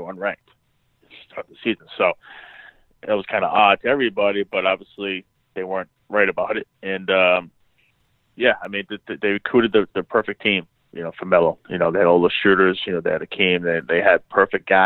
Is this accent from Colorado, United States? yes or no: no; Providence, Rhode Island, United States; I grew up in Providence